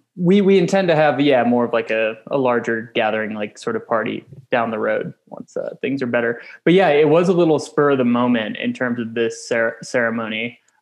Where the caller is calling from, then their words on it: Flagstaff, Arizona, United States; We're live from Flagstaff, Arizona here. I'm in my dining room.